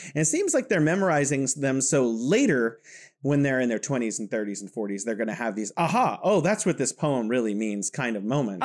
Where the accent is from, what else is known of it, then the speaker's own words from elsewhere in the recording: California, United States; now in Wuhan, China; I am from California, but now I am located in beautiful Wuhan, China